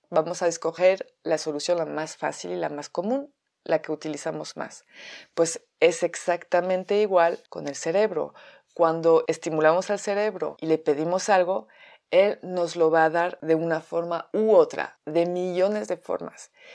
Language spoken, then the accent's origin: Spanish; France; Spanish is a second language; moved away as an adult; now in Mexico; llevo viviendo en México 14 años, soy francesa